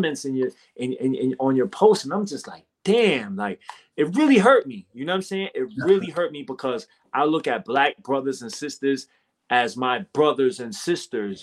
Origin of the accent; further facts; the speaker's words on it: United States; I'm American. I was born and raised here